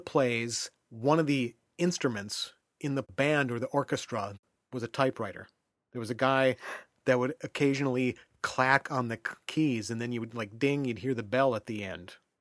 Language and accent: English; United States; as an American